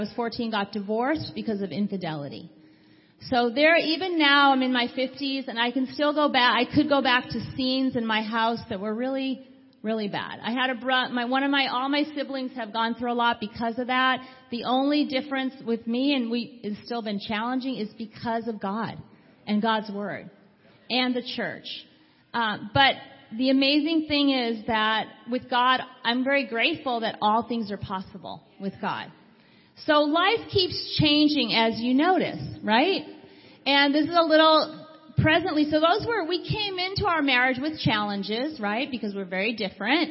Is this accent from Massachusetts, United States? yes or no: yes; Boston, Massachusetts, United States; moved away; I'm from the East Coast. I'm from Boston, Massachusetts.